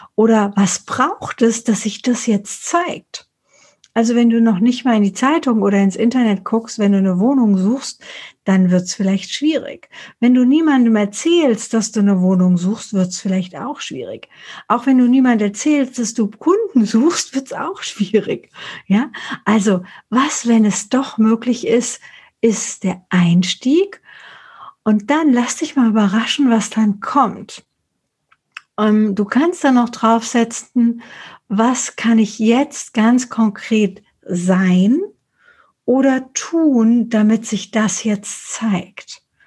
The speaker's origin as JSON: {"language": "German", "town": "Frankfurt", "region": "Hesse", "country": "Germany", "said": "ich komme aus Frankfurt oder aus Hessen"}